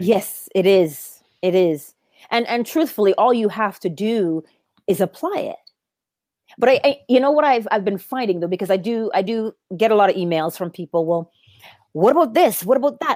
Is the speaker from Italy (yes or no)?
no; Barbados; I am also from Barbados, the same tiny island that Neville Goddard was from